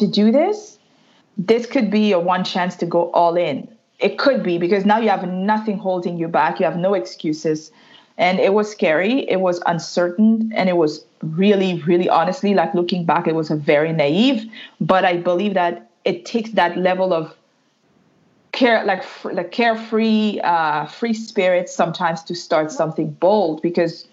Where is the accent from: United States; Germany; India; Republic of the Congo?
Republic of the Congo; first language French; English is a second language; also born or lived in Ottawa, Canada; now in Montreal, Canada; originally I'm Congolese from Congo, Brazzaville, Central Africa. I was born and raised there.